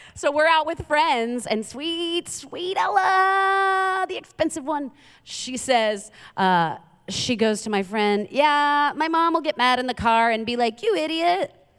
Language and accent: English; New York City, New York, United States; I'm from Queens, New York